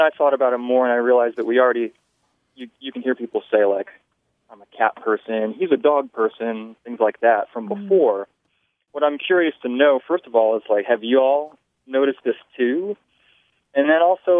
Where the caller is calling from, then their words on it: Spillcorn, North Carolina, United States; I'm calling from Spillcorn, North Carolina